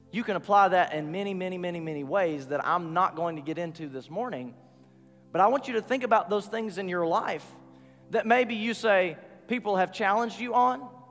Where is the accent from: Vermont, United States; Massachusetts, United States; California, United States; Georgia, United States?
Georgia, United States; Rossville; I'm from Rossville, Georgia.